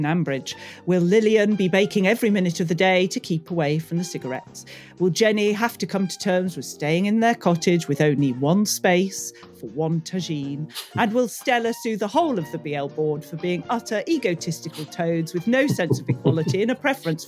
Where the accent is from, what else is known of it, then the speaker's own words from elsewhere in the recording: United Kingdom; being British